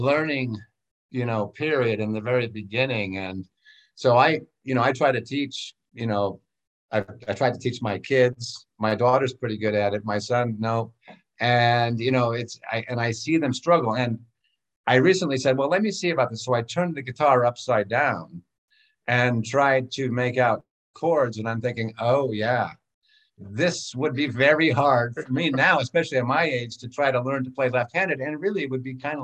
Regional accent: Los Angeles, California, United States; moved away as an adult; also born or lived in France; I grew up in Los Angeles in the 60s and 70s

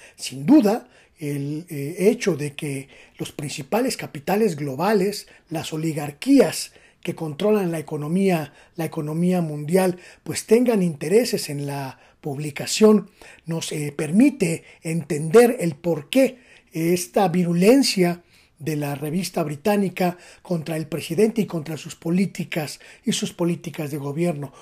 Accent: Mexico; es una obligación como mexicanos

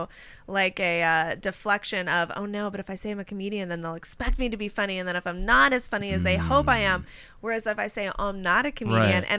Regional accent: Western Pennsylvania, United States; a kid growing up in Western Pennsylvania

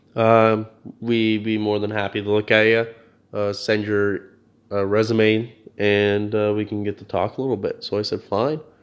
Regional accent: New Brunswick, Canada; moved away as an adult; New Brunswick

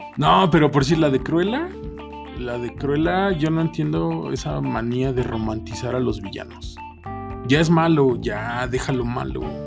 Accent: Mexico; soy mexicano

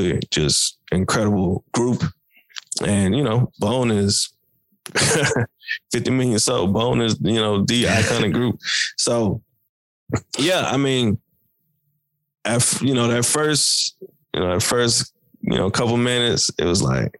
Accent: Tennessee, United States; we're from Tennessee

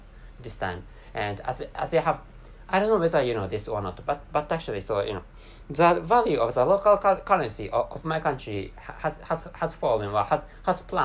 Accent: Japan; first language Japanese; English is a second language; my mother tongue is Japanese language, and I can't speak English natively

